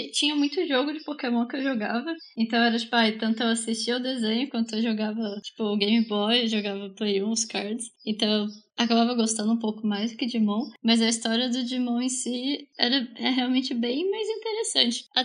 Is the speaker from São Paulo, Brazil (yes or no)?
yes; Bauru, São Paulo, Brazil; eu cresci em Bauru também